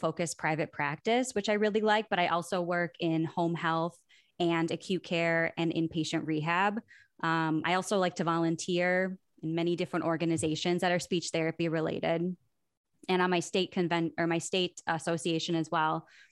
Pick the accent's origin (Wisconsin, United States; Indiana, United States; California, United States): Wisconsin, United States; Milwaukee; I am from Milwaukee originally, Milwaukee, Wisconsin